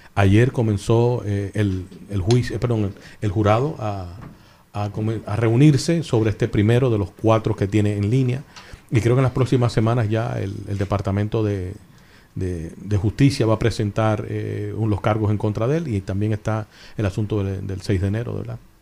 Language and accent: Spanish; Santo Domingo, Distrito Nacional, Dominican Republic; also born or lived in Miami, Florida, United States; now in United States; Yo, yo, me crié en Miami, me crié en Santo Domingo